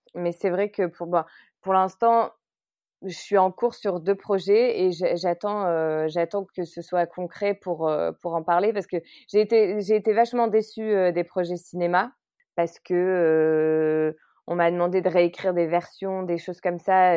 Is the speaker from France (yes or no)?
yes; Lille, Hauts-de-France, France; also born or lived in Vancouver, Canada; je suis originaire de Lille